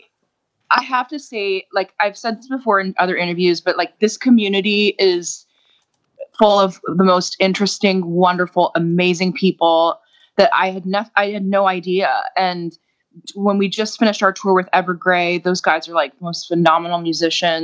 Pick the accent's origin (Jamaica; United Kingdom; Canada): Canada; accent: Canadian; moved away as an adult; now in Texas, United States; We are Canadian. Yeah. We're Texans now. We moved to Texas about 2 years ago, but we grew up in Canada.